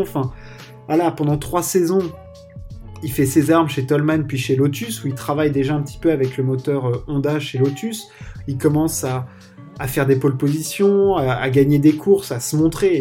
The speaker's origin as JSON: {"language": "French", "country": "France", "said": "on est français"}